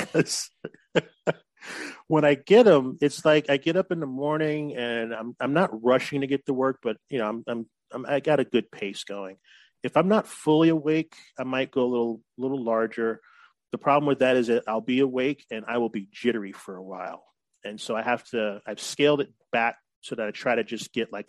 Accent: Oak Park, Illinois, United States; moved away as an adult; also born or lived in Chicago, Illinois / California; now in San Diego, United States; I grew up in Oak Park

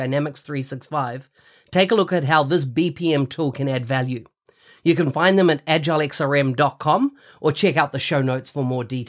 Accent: New Zealand; New Zealand, my home country

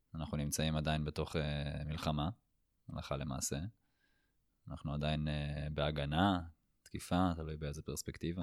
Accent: Israel; נולדנו בישראל, אה, ללאום יהודי

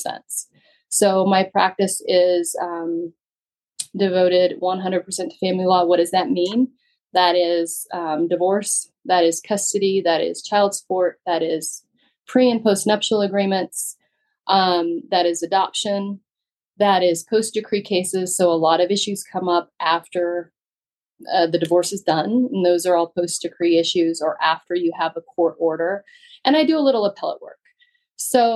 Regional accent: Western Slope, Colorado, United States; also born or lived in Douglas and Arapahoe County, Colorado; I grew up on the Western Slope.

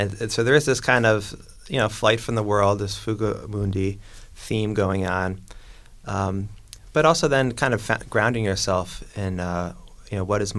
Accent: New York, United States; now in Chicago, United States; I'm from New York

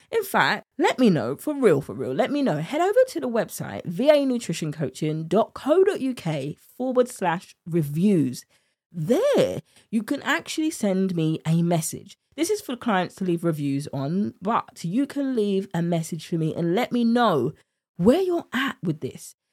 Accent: United Kingdom; accent: British; my British accent

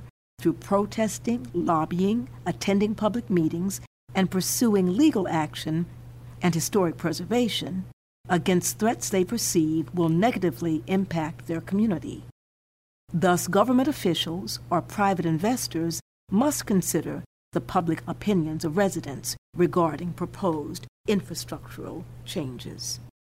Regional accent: Eatonville, Florida, United States; Eatonville, my hometown. I enjoyed an almost idyllic childhood, surrounded by family and neighbors.

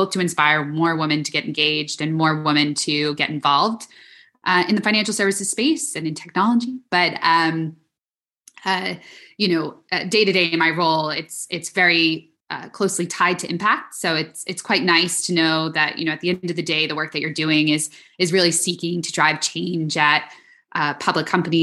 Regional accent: New York, United States; I am born and raised in New York.

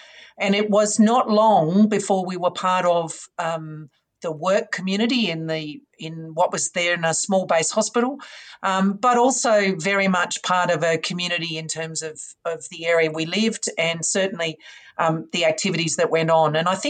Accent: Sydney, New South Wales, Australia; So I grew up in Sydney.

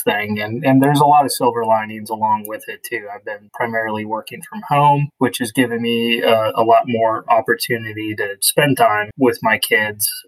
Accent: Wisconsin, United States; moved away as an adult; also born or lived in Los Angeles, California / Boulder, Colorado / Denver, Colorado / Philadelphia, Pennsylvania; now in New Jersey, United States; I was born in the Southern California, LA area, but grew up in two different cities within Wisconsin before moving to Colorado

